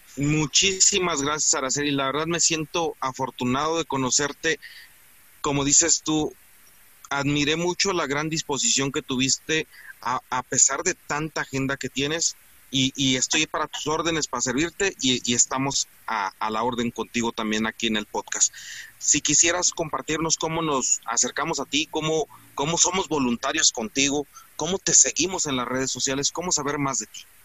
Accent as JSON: {"language": "Spanish", "country": "Mexico", "said": "los mexicanos no somos como nos pintan"}